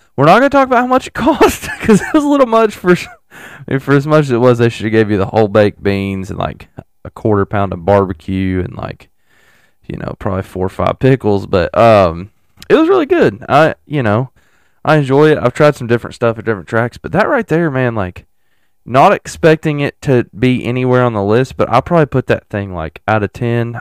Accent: Tennessee, United States; I'm from Tennessee

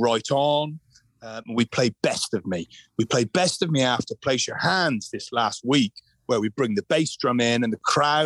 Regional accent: Glastonbury, South West England, United Kingdom; I grew up in Glastonbury Town

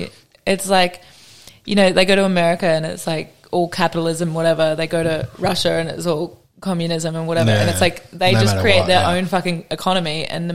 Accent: Noosa, Queensland, Australia; accent: British; moved away as an adult; also born or lived in Western Sydney, New South Wales / England; now in Melbourne, Australia; I'm from Western Sydney. Nice. Yep. And then we moved up when I was about 6 to Queensland. Grew up in Noosa mostly.

